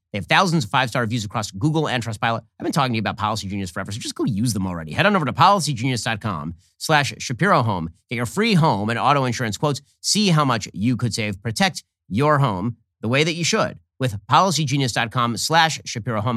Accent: Burbank, California, United States; We grew up in a two-bedroom home in Burbank, California.

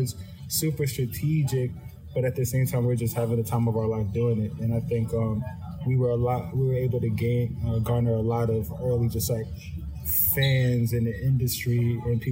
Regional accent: Atlanta, Georgia, United States; we're from Atlanta

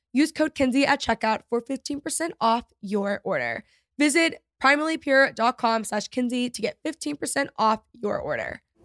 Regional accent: Texas, United States; growing up in Texas

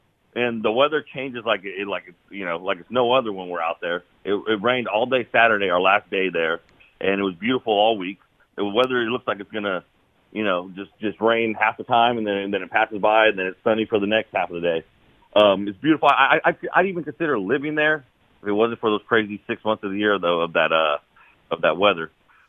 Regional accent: Northern California, United States; I'm from Northern California.

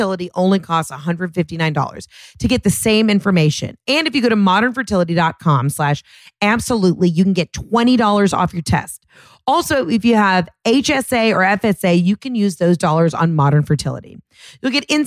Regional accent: Georgia, United States; I'm from Georgia

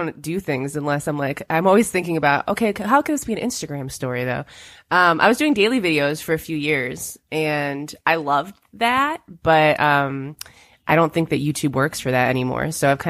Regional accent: St. Clair Shores, Michigan, United States; also born or lived in Oak Park, Michigan; now in Los Angeles, United States; I'm from St. Clair Shores, Michigan.

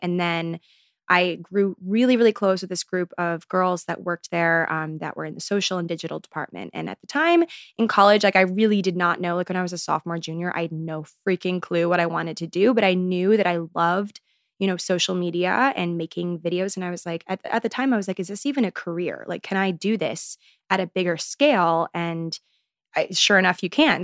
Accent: Maryland, United States; moved away as an adult; now in New York City, United States; I grew up in Maryland, but now I'm here in good old New York City.

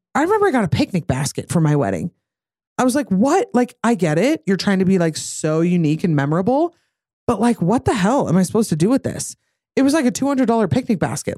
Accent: Utah, United States; I'm from Utah

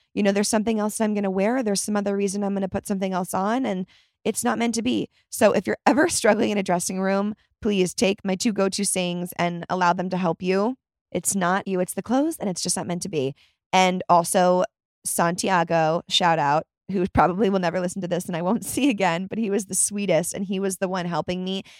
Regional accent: Chicago, Illinois, United States; I was born in Chicago.

